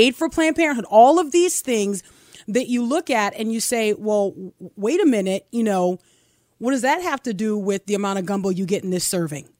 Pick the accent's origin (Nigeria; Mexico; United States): United States; an American citizen, as someone who's paid taxes for decades